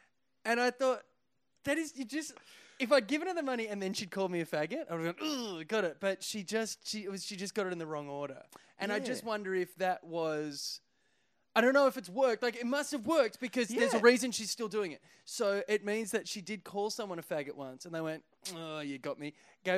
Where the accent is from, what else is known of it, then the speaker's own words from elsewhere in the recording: Australia; I'm from Australia.